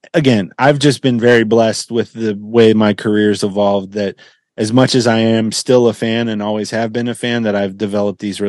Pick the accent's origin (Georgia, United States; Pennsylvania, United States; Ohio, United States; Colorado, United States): Ohio, United States; Cincinnati; I saw Ken Griffey Jr. play in high school here in Cincinnati